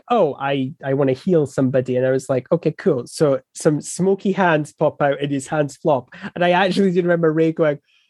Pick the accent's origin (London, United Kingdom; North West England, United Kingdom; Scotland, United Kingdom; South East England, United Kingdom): Scotland, United Kingdom; I'm Scottish